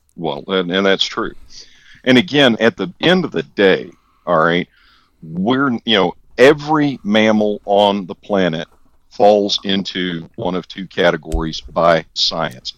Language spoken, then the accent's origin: English; the South, United States; I am from the South, born and bred